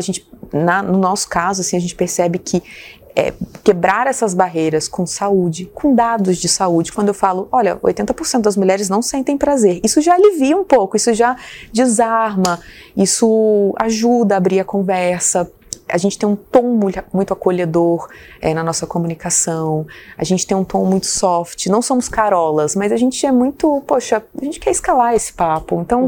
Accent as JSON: {"language": "Portuguese", "town": "São Gonçalo do Sapucaí", "region": "Minas Gerais", "country": "Brazil", "moved": "yes", "said": "eu sou de uma cidade pequena, do sul de Minas"}